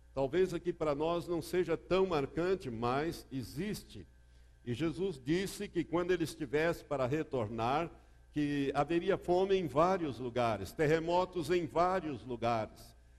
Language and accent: Portuguese; Londrina, Paraná, Brazil; Lá em Londrina, onde eu me criei